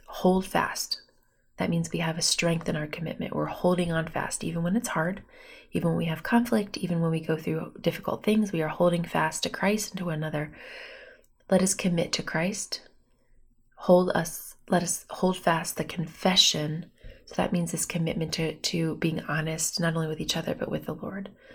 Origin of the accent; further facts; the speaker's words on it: Bloomington, Indiana, United States; moved away as an adult; also born or lived in Pennsylvania; now in Fort Wayne, United States; I'm from Bloomington. I grew up there. So I'm from Indiana